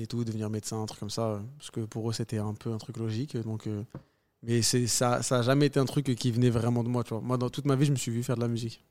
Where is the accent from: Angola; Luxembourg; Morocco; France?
France; je me considère 100% algérien, 100% euh, français